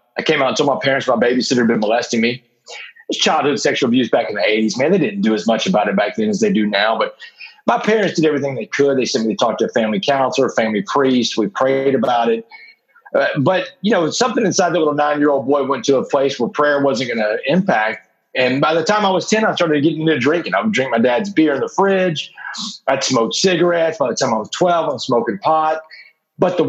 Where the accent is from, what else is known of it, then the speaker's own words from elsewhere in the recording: Texas, United States; little boy growing up in Texas